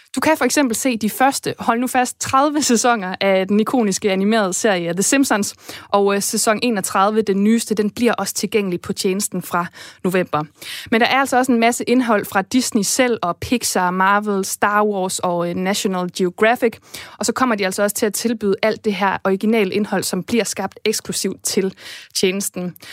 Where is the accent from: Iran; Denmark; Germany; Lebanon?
Denmark; Esbjerg, Southern Denmark; min hjemby Esbjerg